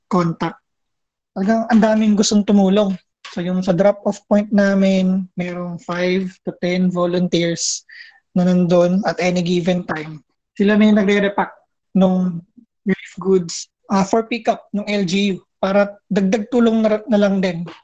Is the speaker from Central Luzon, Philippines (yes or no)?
yes; Pulilan, Central Luzon, Philippines; moved away as an adult; now in Los Baños, Philippines; dun sa hometown namin sa Pulilan, Bulacan. Simple lang yung buhay sa Pulilan eh. Although may mga developed na lugar na, So marami pa rin kaming sakahan. So meron pa rin talagang probinsya feels dun sa lugar namin.